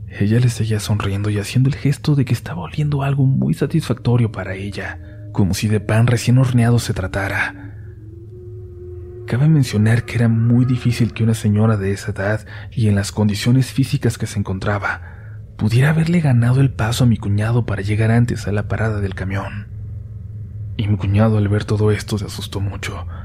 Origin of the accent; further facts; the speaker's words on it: Querétaro, Mexico; Nosotros somos de Querétaro. En ese entonces él vivía junto con mi hermana y mi sobrina en una colonia que se llama Paseos al Pedregal, al norte de la capital